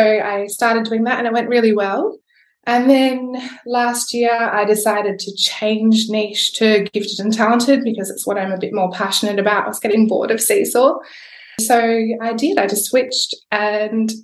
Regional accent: Perth, Western Australia, Australia; accent: Australian; I'm from Perth, Western Australia

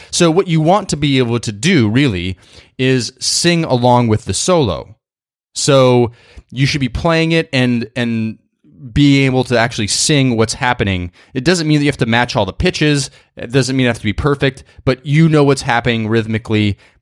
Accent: New York, United States; I'm a New Yorker

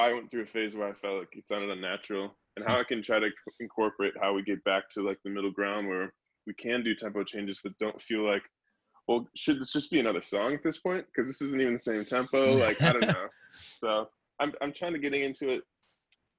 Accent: Chicago, Illinois, United States; We grew up in Chicago with them, so before we were signed to labels, we were playing free local shows in high school together

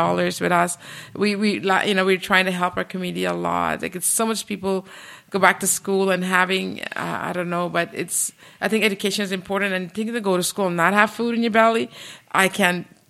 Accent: Guyana; now in Canada; I'm from Guyana

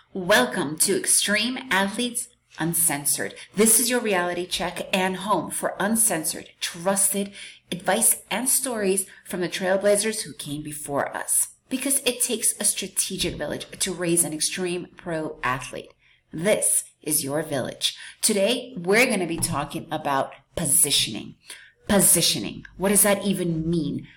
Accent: New York, United States; born or raised there; moved away as an adult; also born or lived in Soviet Union; now in Central America

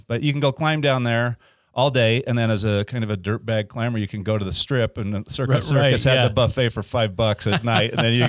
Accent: Ogden, Utah, United States; also born or lived in Kaysville, Utah; I grew up in Ogden, actually.

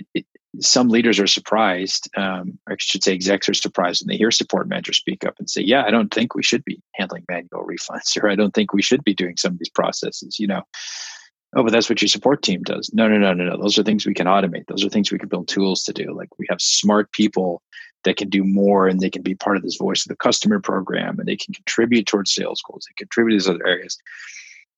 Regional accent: Midwest, United States; I grew up in the Midwest dairy country

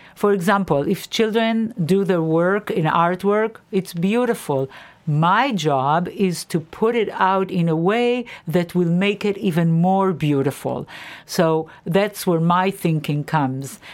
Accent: Israel; moved away; I grew up in Israel, and I went to a public school in Israel

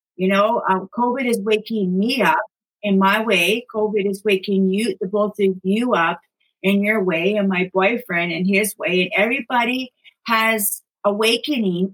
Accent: Thunder Bay, Ontario, Canada; moved away as an adult; also born or lived in British Columbia; now in Queens County, Nova Scotia, Canada; I'm actually originally from Thunder Bay, Ontario. That's where I was born and raised. I lived there until I was about 37 years old

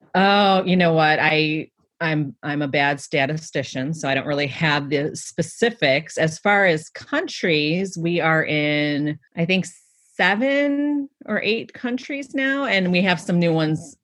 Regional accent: Cleveland, Ohio, United States; my hometown of Cleveland, Ohio

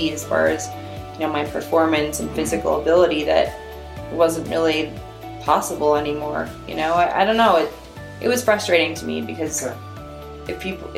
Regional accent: Minnesota, United States; moved away; growing up in Minnesota

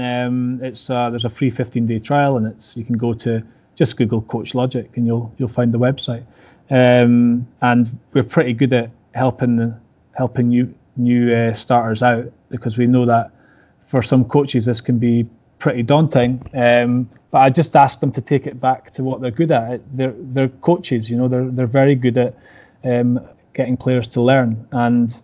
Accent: Scotland, United Kingdom; I know I'm Scottish

